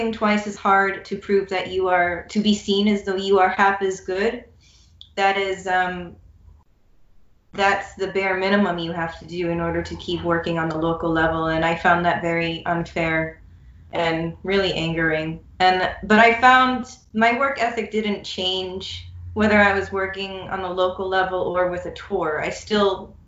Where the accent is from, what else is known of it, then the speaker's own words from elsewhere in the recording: United States; as an American